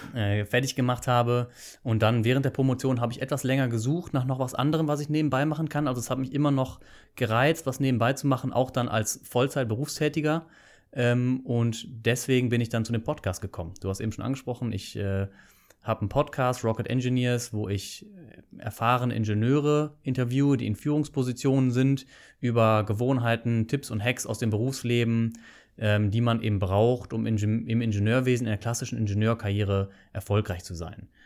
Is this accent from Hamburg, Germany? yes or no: no; Bonn, North Rhine-Westphalia, Germany; moved away as an adult; also born or lived in Canada; now in Aachen, Germany; Ich komme ursprünglich aus Bonn, nicht unbedingt aus Aachen, aber ich habe dann hier studiert nach dem Abitur.